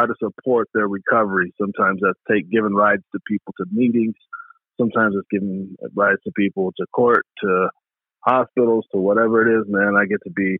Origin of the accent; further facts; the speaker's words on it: Portland, Oregon, United States; also born or lived in Birmingham, Alabama; now in Alaska, United States; raised in Portland, Oregon